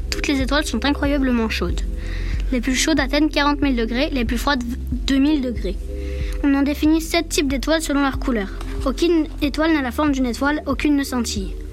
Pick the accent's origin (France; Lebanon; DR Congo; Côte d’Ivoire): France; Corsica; Non, je viens de Corse.